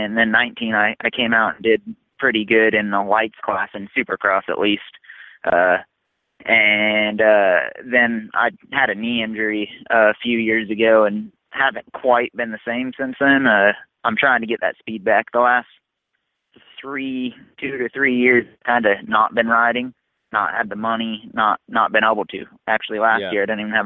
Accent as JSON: {"language": "English", "region": "Southern California", "country": "United States", "tie": "born or raised there", "moved": "as an adult", "said": "I'm from Southern California originally."}